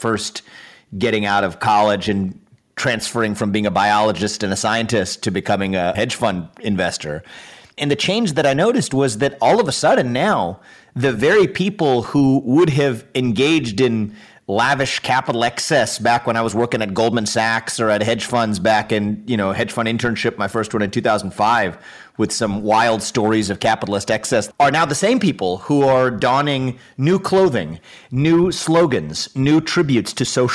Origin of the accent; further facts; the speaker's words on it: Cincinnati, Ohio, United States; I was born and raised in Cincinnati, Ohio